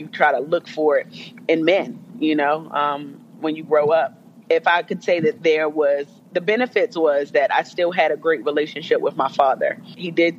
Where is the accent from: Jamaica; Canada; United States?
Jamaica; as a Jamaican